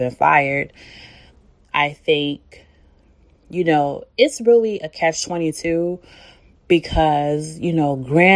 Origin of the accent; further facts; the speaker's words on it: Chicago, Illinois, United States; I'm from Chicago